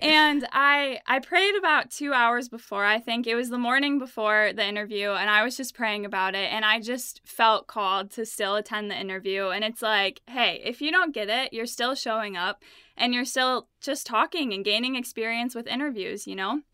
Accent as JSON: {"language": "English", "town": "Ludington", "region": "Michigan", "country": "United States", "tie": "born or raised there", "said": "I am from Ludington, Michigan, and it's a small town on Lake Michigan. And I'm not a fan of small towns. I loved growing up there"}